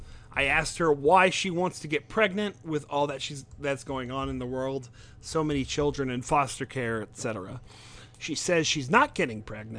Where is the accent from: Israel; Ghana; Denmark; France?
France; while I grew up in France with my mom